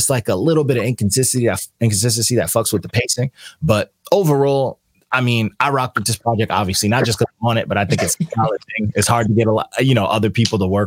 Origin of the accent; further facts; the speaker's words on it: New York, United States; I'm from New York